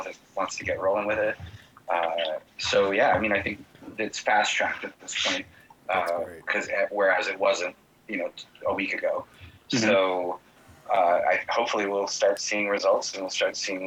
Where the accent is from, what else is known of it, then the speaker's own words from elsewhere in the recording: Boston, Massachusetts, United States; now in New York, United States; I grew up in Boston and I lived in New York now for 30 years.